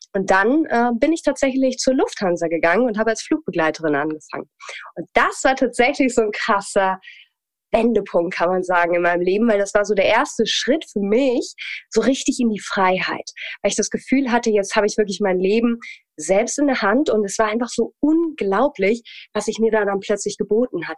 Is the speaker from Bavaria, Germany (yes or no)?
no; Hamelin, Lower Saxony, Germany; also born or lived in Hanover; Also ich komme ursprünglich tatsächlich aus dem Norden Deutschlands, komme aus Hannover, beziehungsweise geboren bin ich in Hameln und bin da dann aufgewachsen